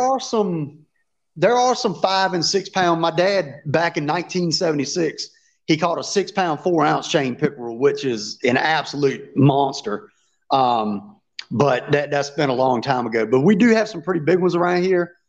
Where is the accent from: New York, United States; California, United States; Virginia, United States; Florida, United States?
Virginia, United States; I've lived in Virginia all my life